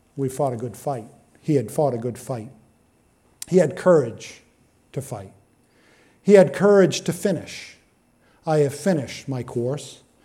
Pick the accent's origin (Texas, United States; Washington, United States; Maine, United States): Maine, United States; Benton; we're from East Benton